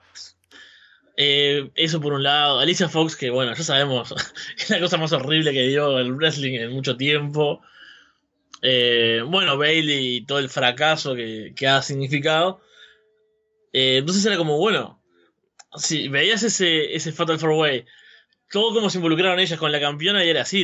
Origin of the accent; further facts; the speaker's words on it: Uruguay; Soy uruguayo, en Uruguay la nostalgia es como algo que tenemos arraigado completamente